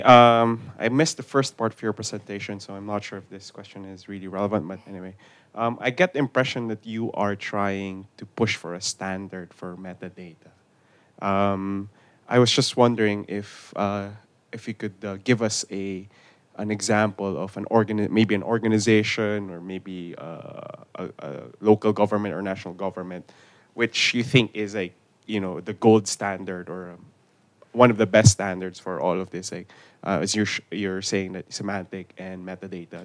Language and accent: English; Philippines; I come from from the Philippines, a developing country